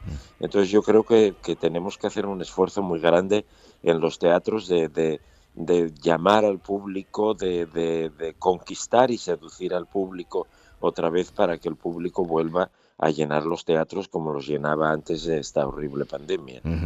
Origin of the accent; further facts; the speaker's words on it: Asturias, Spain; Yo soy asturiano